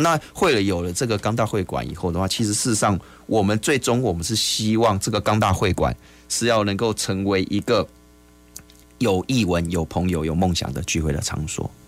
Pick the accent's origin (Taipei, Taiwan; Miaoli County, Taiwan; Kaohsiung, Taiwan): Kaohsiung, Taiwan; Gangshan; 我们还可以为我们家乡做哪些事情？